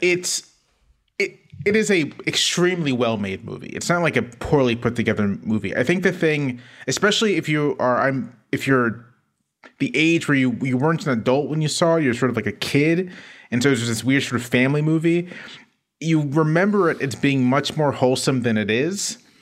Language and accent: English; Virginia Beach, Virginia, United States; I'm from Virginia Beach, Virginia, um, so right on the ocean.